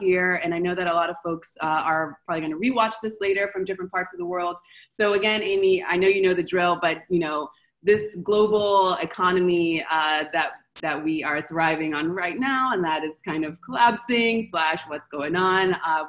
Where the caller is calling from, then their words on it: Argentina; So I'm calling from Argentina.